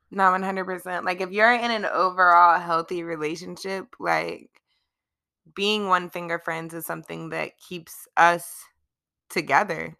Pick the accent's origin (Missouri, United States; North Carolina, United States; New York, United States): North Carolina, United States; Charlotte; I am born and raised in Charlotte.